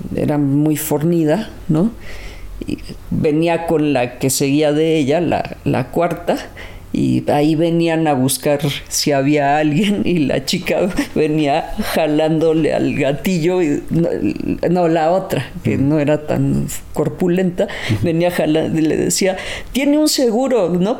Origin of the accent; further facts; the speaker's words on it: Mexico City, Mexico; los que crecimos en Lindavista